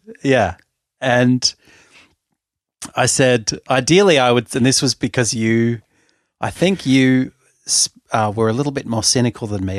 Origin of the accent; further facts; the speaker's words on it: Sydney, New South Wales, Australia; I'm from Sydney, and I'm thirty-eight